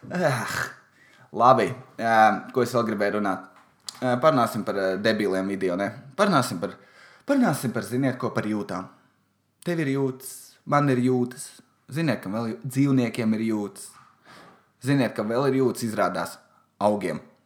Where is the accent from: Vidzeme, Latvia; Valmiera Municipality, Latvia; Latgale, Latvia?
Valmiera Municipality, Latvia; Valmiera; Es esmu no Valmieras, man patīk tur Helovīna. Mums ir daudz privātu mājas